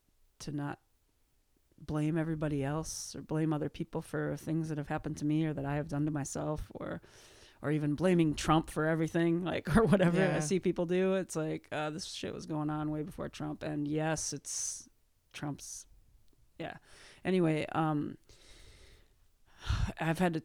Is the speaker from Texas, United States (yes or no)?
no; Minneapolis, Minnesota, United States; moved away; this is like my hometown